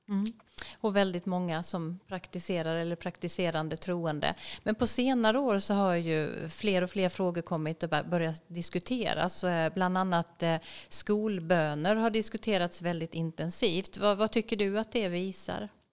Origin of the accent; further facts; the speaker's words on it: Sweden; som svensk som kommer från ett väldigt sekulärt samhälle